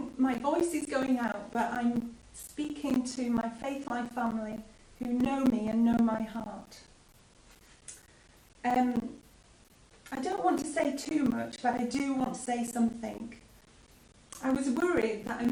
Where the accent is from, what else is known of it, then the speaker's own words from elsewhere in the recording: United Kingdom; as British people